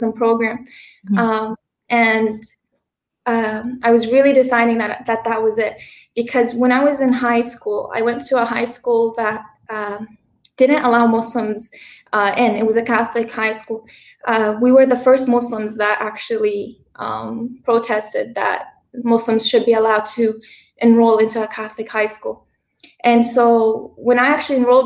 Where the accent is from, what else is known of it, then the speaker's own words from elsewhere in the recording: Hamilton, Ontario, Canada; moved away as an adult; also born or lived in Lebanon; I was born and raised in Hamilton in Canada most of my life